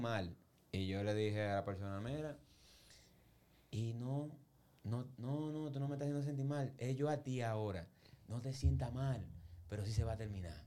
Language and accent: Spanish; Santo Domingo, Distrito Nacional, Dominican Republic; yo me crié en Villa Consuelo y Villa Juana y muchos lugares